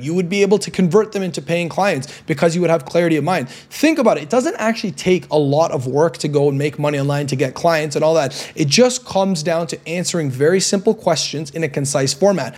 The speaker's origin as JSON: {"language": "English", "town": "Toronto", "region": "Ontario", "country": "Canada", "moved": "as an adult", "lives_now": "Medellin, Colombia", "said": "I'm from Toronto, Canada right now, but now I'm living here in Medellin, Colombia"}